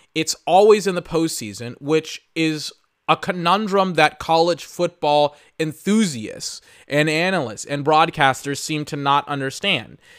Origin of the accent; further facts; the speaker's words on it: Austin, Texas, United States; I'm from Austin, Texas